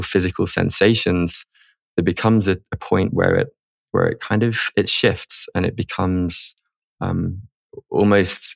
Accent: England, United Kingdom; moved away; also born or lived in Spain; growing up in England as a guy

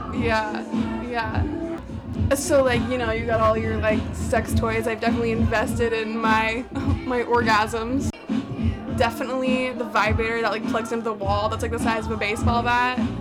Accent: France; now in Brooklyn, United States; I'm from France, live in Brooklyn.

